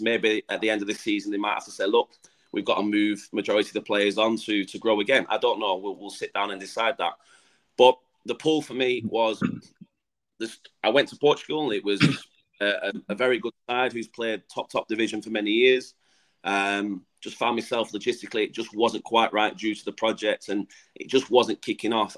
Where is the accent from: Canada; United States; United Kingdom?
United Kingdom; England; moved away as an adult; now in Gibraltar; I've come in as the Englishman.